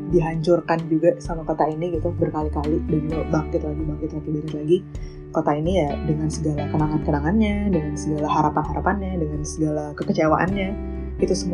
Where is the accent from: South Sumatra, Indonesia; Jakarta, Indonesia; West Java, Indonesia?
Jakarta, Indonesia; di saat itu adalah momen-momen yang bikin gue ya orang Jakarta banget gitu